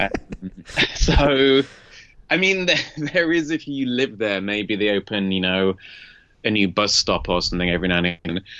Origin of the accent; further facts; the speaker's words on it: Leeds, Yorkshire and the Humber, United Kingdom; now in China; I'm from the north of England, a city called Leeds